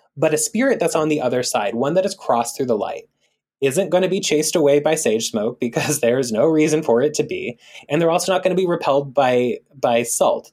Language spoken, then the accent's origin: English; Big Island of Hawaii, United States; moved away; I grew up part time on the Big Island of Hawaii